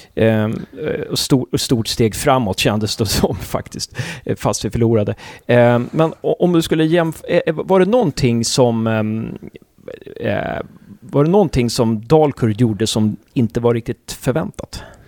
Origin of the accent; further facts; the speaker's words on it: Uppsala, Uppsala County, Sweden; now in Gävle, Sweden; Jag är från Uppsala, men jag flyttade hit på 90-talet